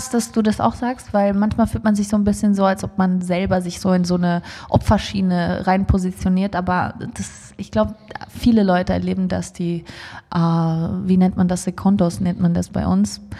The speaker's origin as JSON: {"language": "German", "country": "Switzerland", "tie": "born there", "said": "ich kann mich auch nicht als Flüchtlingskind bezeichnen, weil ich bin ja in der Schweiz geboren."}